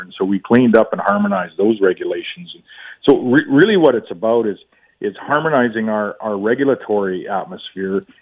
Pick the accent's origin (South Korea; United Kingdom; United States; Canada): Canada; also born or lived in Saskatchewan; as Canadians, as Canadian leaders, provincial leaders